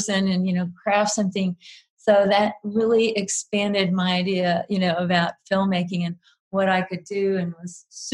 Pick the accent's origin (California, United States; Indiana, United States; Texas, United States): Texas, United States; South; moved away; I grew up in South Texas